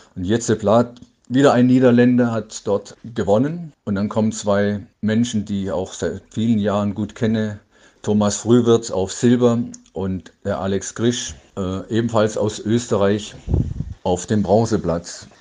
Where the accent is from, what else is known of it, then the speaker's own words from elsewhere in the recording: Dortmund, North Rhine-Westphalia, Germany; aus meiner Heimat hier in Dortmund